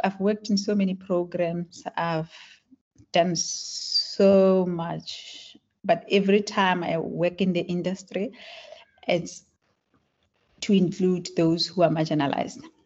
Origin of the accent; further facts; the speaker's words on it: Klerksdorp, North West, South Africa; first language Tswana; English is a second language; So I grew up in South Africa. I was born in Klerksdorp